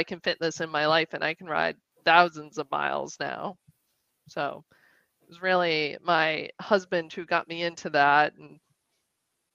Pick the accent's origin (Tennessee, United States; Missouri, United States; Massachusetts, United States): Massachusetts, United States; Western; I grew up in Western Mass